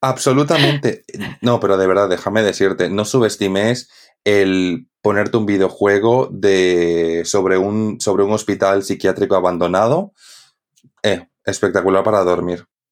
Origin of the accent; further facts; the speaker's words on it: Santa Cruz de la Sierra, Santa Cruz, Bolivia; de Santa Cruz, de donde soy yo